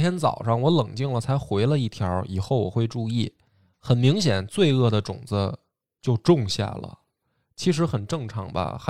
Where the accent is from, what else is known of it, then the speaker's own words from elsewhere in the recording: northern China, China; 当时团队刚刚起步，我作为一个北方人，其实希望能够把团队拉拢在一起